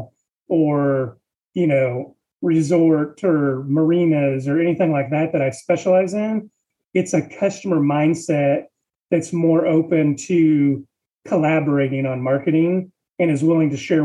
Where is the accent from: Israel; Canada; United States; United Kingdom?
United States; Washington; now in Texas, United States; I am from Washington State originally, but moved to Texas in 1993